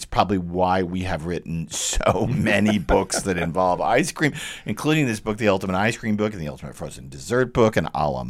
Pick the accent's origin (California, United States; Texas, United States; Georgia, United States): Texas, United States; I grew up with it in Texas